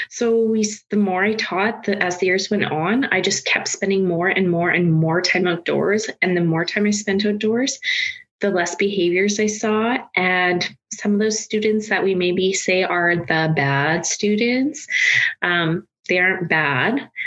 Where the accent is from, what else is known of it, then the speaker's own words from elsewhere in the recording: Saskatoon, Saskatchewan, Canada; I was born here in Saskatchewan and I grew up rurally outside of Saskatoon